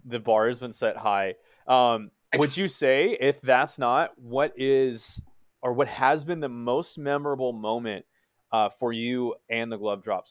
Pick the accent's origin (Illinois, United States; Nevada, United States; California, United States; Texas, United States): Texas, United States; Dallas; I'm from Dallas, Texas